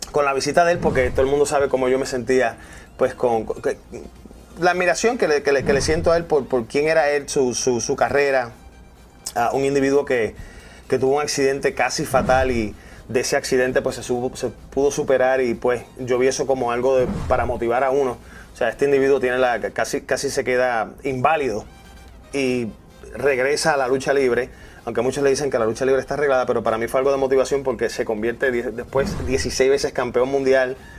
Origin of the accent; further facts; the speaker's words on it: Fajardo, Puerto Rico; Fajardo ese es mi pueblo natal